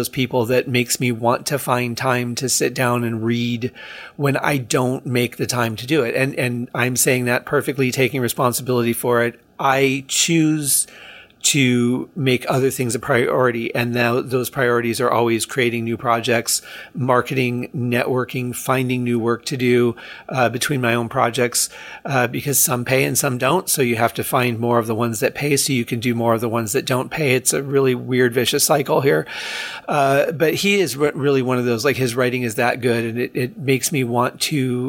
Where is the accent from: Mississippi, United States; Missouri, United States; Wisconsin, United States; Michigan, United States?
Michigan, United States; Detroit; Detroit, where I'm from